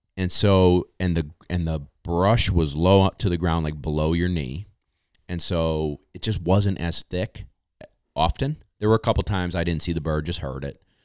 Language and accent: English; New York, United States; I'm a Yankee from New York.